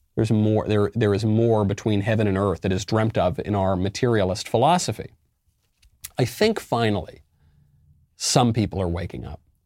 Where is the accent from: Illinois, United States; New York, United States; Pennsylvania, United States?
New York, United States; moved away; also born or lived in Los Angeles; I'm originally a New Yorker